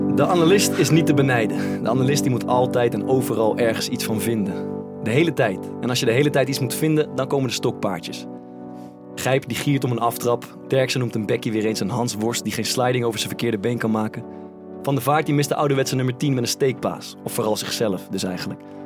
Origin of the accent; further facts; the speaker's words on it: Amersfoort, Utrecht, Netherlands; Amersfoort, waar ik vandaan kom